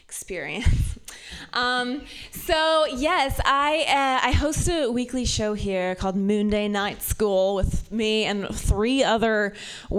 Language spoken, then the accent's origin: English; Ohio, United States; also born or lived in San Francisco Bay Area; now in San Francisco, United States; I'm from Ohio